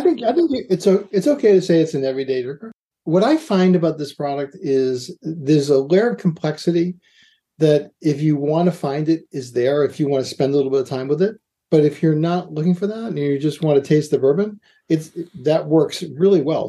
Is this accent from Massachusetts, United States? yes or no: yes; Boston, Massachusetts, United States; moved away; also born or lived in New York; I say pecan because I'm from I'm from Boston